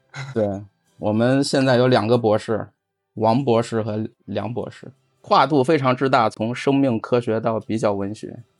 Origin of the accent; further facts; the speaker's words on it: China; 我是中国人